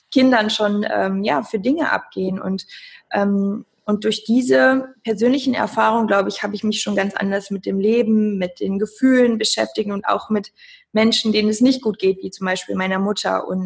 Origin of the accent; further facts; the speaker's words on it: Cologne, North Rhine-Westphalia, Germany; Ich komme aus Köln und bin Sportwissenschaftlerin, Mentalcoach.